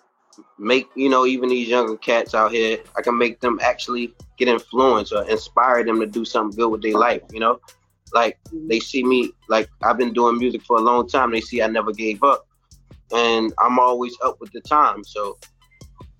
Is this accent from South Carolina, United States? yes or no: yes; South Carolina, United States; moved away as an adult; now in New York, United States; I come from South Carolina. I'm in New York right now